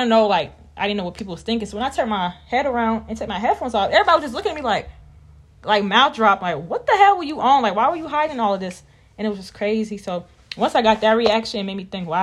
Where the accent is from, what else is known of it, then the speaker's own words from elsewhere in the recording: Raleigh, North Carolina, United States; I am from Raleigh, North Carolina, the one and only 919, period.